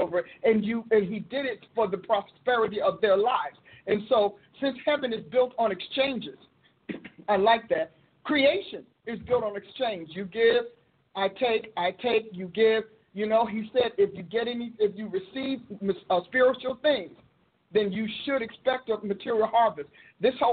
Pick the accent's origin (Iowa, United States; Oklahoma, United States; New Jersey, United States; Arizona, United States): New Jersey, United States; Newark; I grew up in Newark where, you know, in the city